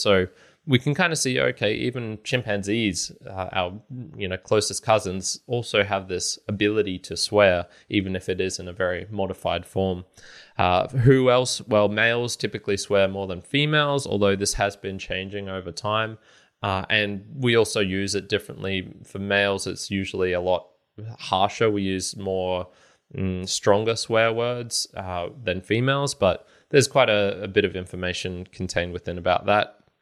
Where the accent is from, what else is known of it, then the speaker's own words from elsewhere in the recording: Australia; I'm Australian